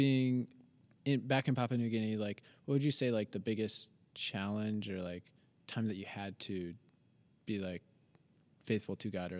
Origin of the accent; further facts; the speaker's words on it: United States; I grew up in a Christian home. I grew up in America. I went to a small Christian school.